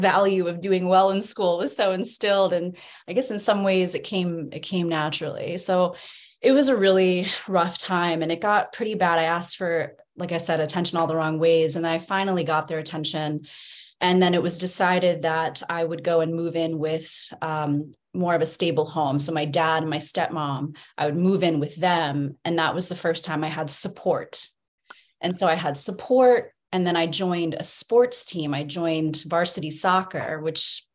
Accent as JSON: {"language": "English", "town": "Philadelphia", "region": "Pennsylvania", "country": "United States", "tie": "born or raised there", "also_born_or_lived": "Alabama / Azores, Portugal", "said": "I spent a short period of time in Alabama, believe it or not, until I was 8. But then I spent the majority of my childhood in the Philadelphia area"}